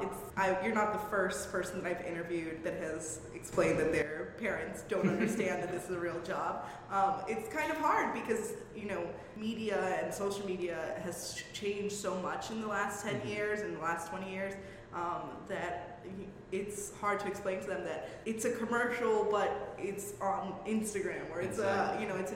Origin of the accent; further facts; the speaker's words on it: Bronx, New York, United States; We're from the Bronx. We'll take anything.